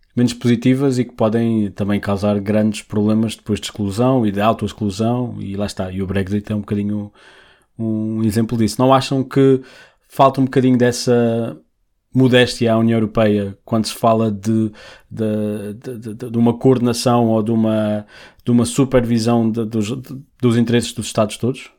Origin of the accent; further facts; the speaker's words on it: Portugal; não nos representa como portugueses